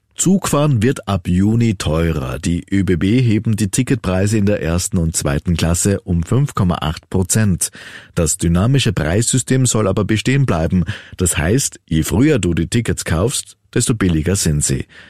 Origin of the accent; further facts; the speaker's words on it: Austria; bei uns in Österreich